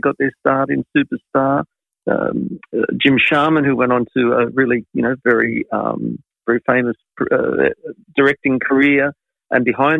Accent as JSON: {"language": "English", "town": "Sydney", "region": "New South Wales", "country": "Australia", "tie": "born or raised there", "said": "I was a Sydney, Western Suburbs kid growing up in Sydney in the 70s."}